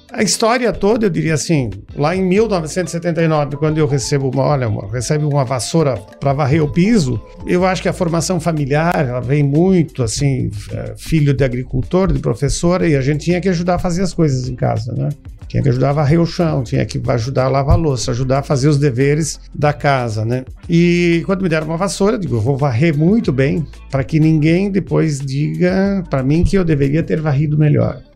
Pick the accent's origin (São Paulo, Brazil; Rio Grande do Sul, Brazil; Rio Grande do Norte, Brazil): Rio Grande do Sul, Brazil; moved away as an adult; also born or lived in Ceará / Fortaleza; now in Sobral, Brazil; sou nascido no Rio Grande do Sul, mas há 30 anos, né, aqui no estado do Ceará